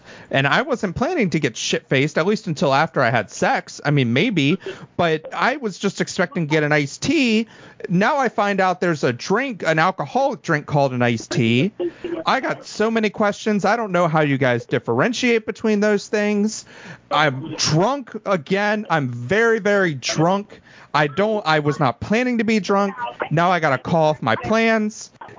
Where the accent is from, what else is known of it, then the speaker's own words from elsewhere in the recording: the South, United States; maybe it's a thing because I'm from the South and we're known for our iced teas.